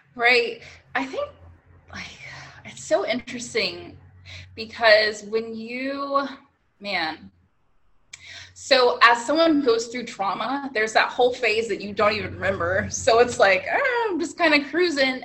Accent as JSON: {"language": "English", "region": "Northern California", "country": "United States", "tie": "born or raised there", "lives_now": "Southern California, United States", "said": "I grew up in Northern California."}